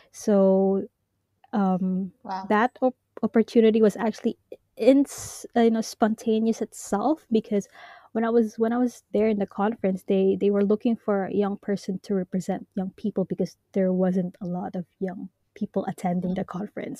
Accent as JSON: {"language": "English", "country": "Hong Kong", "tie": "born or raised there", "also_born_or_lived": "Japan", "said": "I am Filipino, born and raised in Hong Kong"}